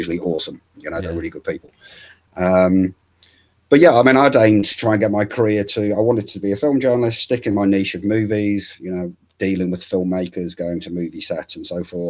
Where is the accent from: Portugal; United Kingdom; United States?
United Kingdom; Hull, Yorkshire and the Humber; I'm from Hull. There's not a whole lot of media activity going on.